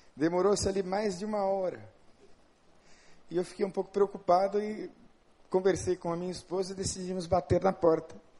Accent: São Paulo, Brazil; moved away; Eu sou de São Paulo, eu tenho uma cultura diferente, uma formação diferente

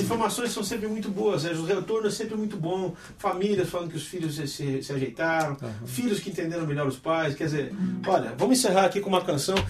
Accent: Brazil; eu sou brasileiro

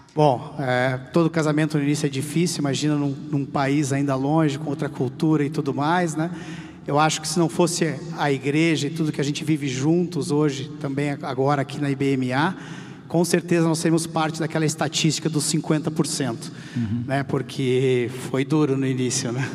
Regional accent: South Region, Brazil; also born or lived in Chile / Argentina; now in São Paulo, Brazil; nós somos do Sul, então estamos longe da família há muito tempo

